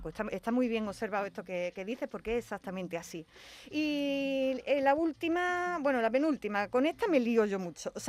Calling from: Jerez, Andalusia, Spain; Soy …, de Jerez

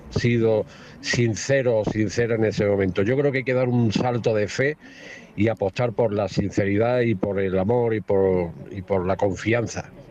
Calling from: Ronda, Andalusia, Spain; de Ronda.

